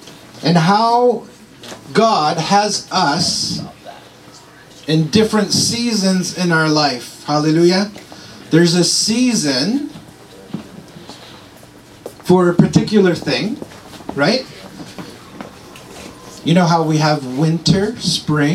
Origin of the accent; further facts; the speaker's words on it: Montreal, Quebec, Canada; moved away; I'm from Montreal.